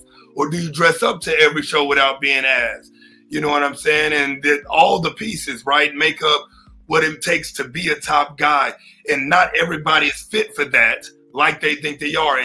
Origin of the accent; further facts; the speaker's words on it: Texas, United States; also born or lived in Oklahoma City, Oklahoma; So I'm from Oklahoma City, technically. That's where I was born. I've been in Texas since I was 3 years old.